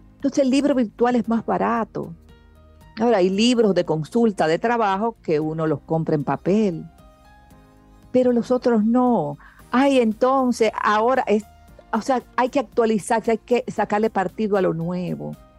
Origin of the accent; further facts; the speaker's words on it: Dominican Republic; yo nací aquí en República Dominicana.